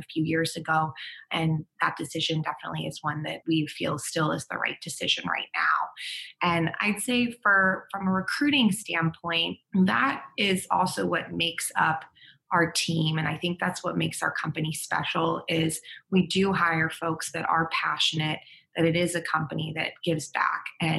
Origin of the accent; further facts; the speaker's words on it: East Coast, United States; now in San Diego, United States; I'm from the East Coast